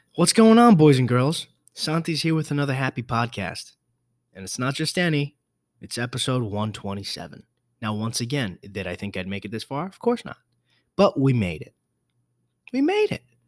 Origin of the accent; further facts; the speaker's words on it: New York, United States; I'm from New York.